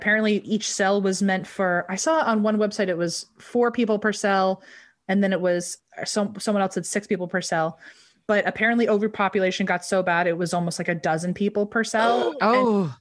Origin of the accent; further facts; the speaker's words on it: Virginia, United States; now in California, United States; I grew up in Virginia, so it wasn't as bad as Florida, but I grew up my whole life with humidity. Moving out to California was such a game changer.